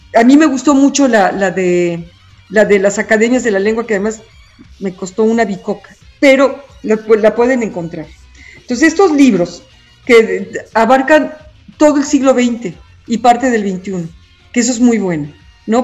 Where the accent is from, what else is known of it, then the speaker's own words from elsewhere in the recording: Mexico; soy mexicana